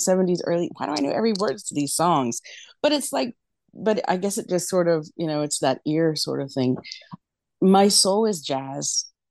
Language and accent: English; West Virginia, United States; moved away as an adult; now in New York City, United States; I was born and raised in West Virginia